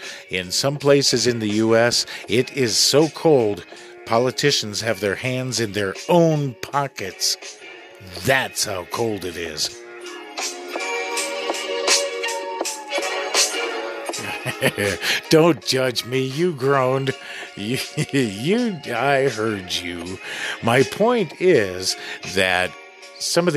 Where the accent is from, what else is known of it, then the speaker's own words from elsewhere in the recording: Midwest, United States; moved away; I grew up in the Midwest.